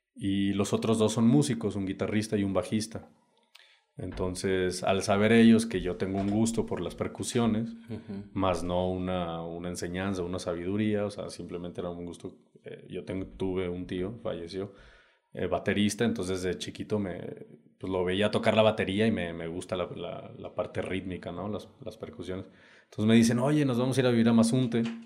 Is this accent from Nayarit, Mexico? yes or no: no; Saltillo, Coahuila, Mexico; moved away as an adult; also born or lived in United States; now in Oaxaca, Mexico; yo vengo del norte, Saltillo, Coahuila, para ser exacto. Ahorita, bueno, ahí nací.